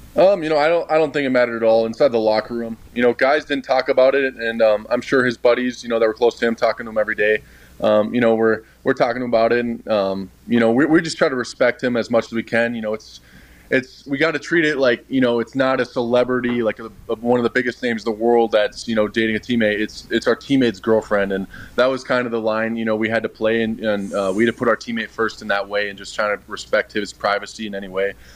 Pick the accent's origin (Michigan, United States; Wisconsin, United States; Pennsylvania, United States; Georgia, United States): Wisconsin, United States; born or raised there; moved away